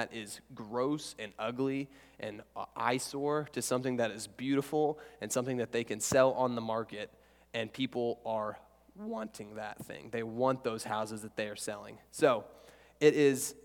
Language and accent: English; Oklahoma, United States; we're here in Texas, so I'm from Oklahoma, and there's nothing.